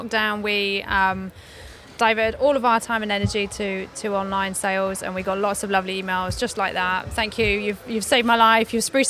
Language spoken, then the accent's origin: English; Tadcaster, Yorkshire and the Humber, United Kingdom; accent: northern; also born or lived in Cranleigh; now in South Downs National Park, United Kingdom; I grew up in Tadcaster.